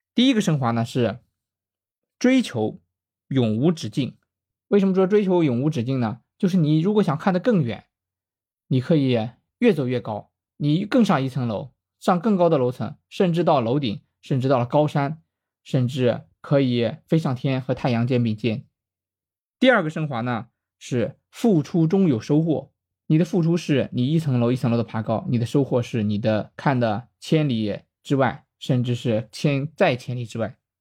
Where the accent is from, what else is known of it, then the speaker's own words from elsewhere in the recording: Shandong, China; 作为一个山东人